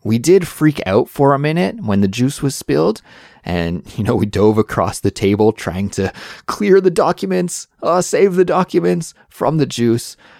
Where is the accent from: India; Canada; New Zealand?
Canada; moved away as an adult; now in Seoul, South Korea; I'm originally from Canada, but now I live in Seoul, South Korea